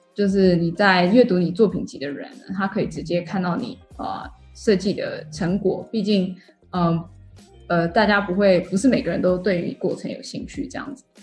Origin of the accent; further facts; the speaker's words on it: Taichung, Taiwan; moved away as an adult; also born or lived in United States / Shanghai, China; now in Singapore; 我是在台湾出生长大，然后台中人